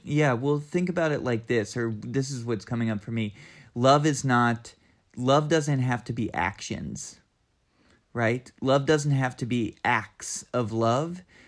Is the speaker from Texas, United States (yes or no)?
no; Southeastern Kentucky, United States; moved away as an adult; also born or lived in Boston / Oakland, California; now in Asheville, United States; I'm from Southeastern Kentucky, and I moved to Asheville in two thousand four and was here for, for college